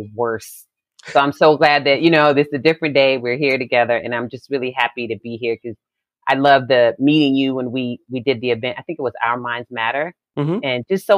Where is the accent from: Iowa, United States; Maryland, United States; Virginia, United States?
Virginia, United States; Virginia Beach; I grew up in a community. I'm from Virginia Beach, Virginia.